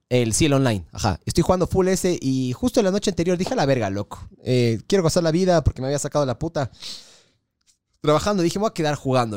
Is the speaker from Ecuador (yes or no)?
yes; Ecuador